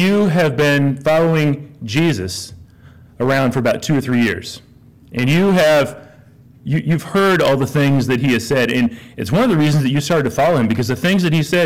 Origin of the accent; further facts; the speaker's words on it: Lawrence, United States; now in La Verne, United States; I grew up in Lawrence